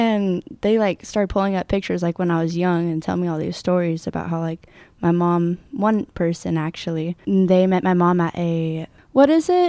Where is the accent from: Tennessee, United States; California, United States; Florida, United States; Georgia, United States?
California, United States; Red Bluff; born there; I was born in Red Bluff, and my mother was unstable, honestly.